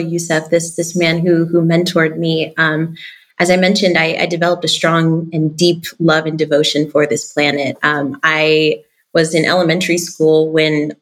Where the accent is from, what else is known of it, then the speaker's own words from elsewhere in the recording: Albany, New York, United States; So I'm originally from upstate New York. I'm from Albany, from the south end of Albany, actually